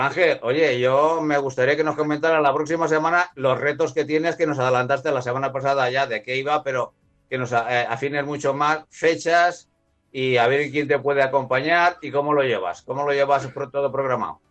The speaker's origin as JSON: {"language": "Spanish", "region": "Valencian Community", "country": "Spain"}